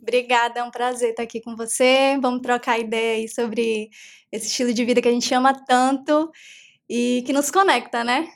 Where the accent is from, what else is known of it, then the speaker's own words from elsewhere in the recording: Santa Cruz Cabrália, Bahia, Brazil; Sou nascida e criada em Cabralha